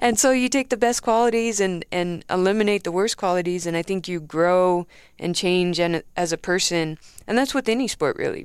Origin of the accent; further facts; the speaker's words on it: near Los Angeles, California, United States; moved away; I'm from California, um, roundabout near L